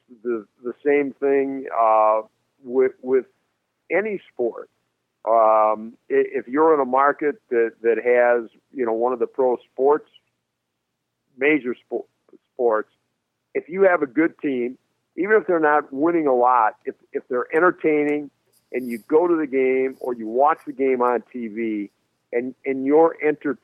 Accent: Minneapolis, Minnesota, United States; Minneapolis, my hometown

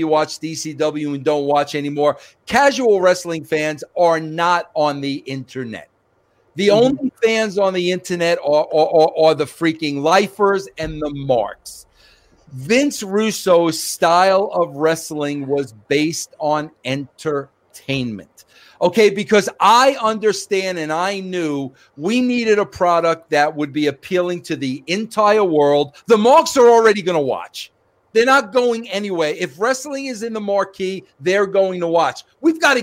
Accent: New York, United States; So, yes, I was born in Brooklyn. Yes, I was raised in New York

